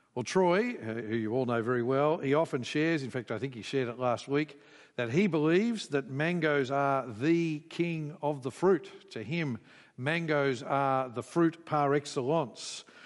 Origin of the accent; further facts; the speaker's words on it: Queensland, Australia; I grew up in Queensland